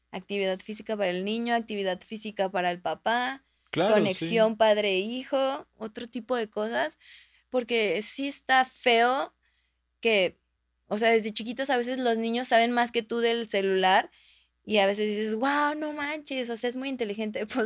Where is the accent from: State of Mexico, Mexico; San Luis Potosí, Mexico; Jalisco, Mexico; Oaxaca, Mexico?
State of Mexico, Mexico; Texcoco; also born or lived in San Simón; yo recuerdo de niña, pues yo crecí en Texcoco y mm, vivía en un pueblo que se llamaba, se llama San Simón.